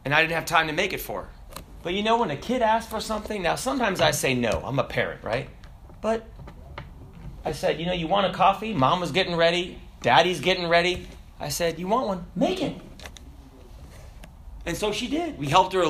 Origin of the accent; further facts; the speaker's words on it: the South, United States; I'm from the South.